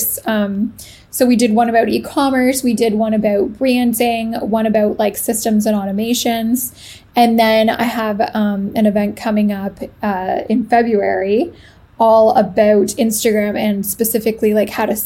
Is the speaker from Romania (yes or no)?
no; Canada; moved away as an adult; now in Italy; I am Canadian. I live in Italy as of August of this year